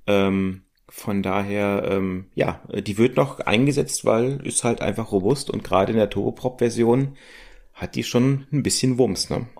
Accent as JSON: {"language": "German", "country": "Germany", "said": "wir als Deutsche"}